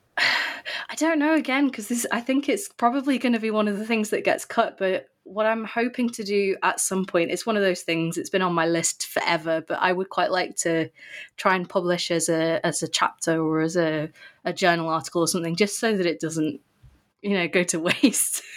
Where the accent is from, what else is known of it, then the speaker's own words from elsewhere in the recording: England, United Kingdom; also born or lived in St Andrews, Scotland; I'm from England